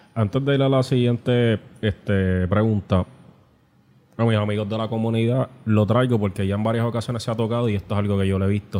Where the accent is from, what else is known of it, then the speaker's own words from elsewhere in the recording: Puerto Rico; como sociedad puertorriqueña